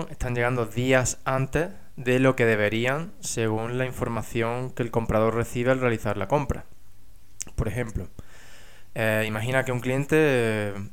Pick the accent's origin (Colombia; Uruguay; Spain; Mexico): Spain; moved away as an adult; now in England; yo estudié ingeniería industrial, que me fui de España a trabajar a Inglaterra